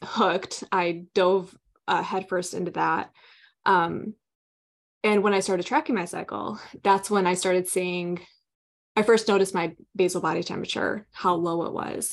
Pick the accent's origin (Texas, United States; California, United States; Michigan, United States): Michigan, United States; Southwest; I grew up in Southwest Michigan, here in the United States, small town